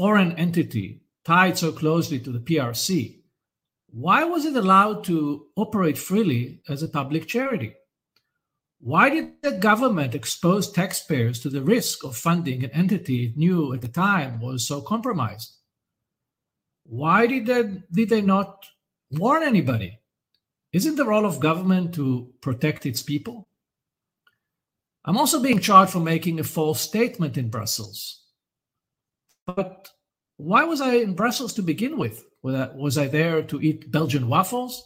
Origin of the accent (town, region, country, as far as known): Israel